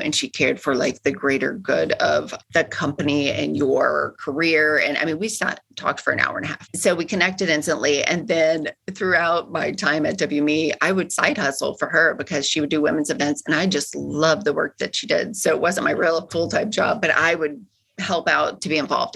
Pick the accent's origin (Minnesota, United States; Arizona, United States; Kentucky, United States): Kentucky, United States; moved away as an adult; also born or lived in California; now in Chicago, United States; I grew up in Kentucky